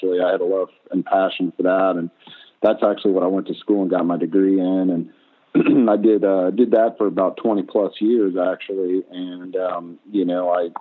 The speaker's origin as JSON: {"language": "English", "region": "Mississippi Gulf Coast", "country": "United States", "moved": "as an adult", "lives_now": "Minneapolis, United States", "said": "I'm originally from Mississippi and on the Gulf Coast, and I got accepted to the architecture school here in Minneapolis, Minnesota"}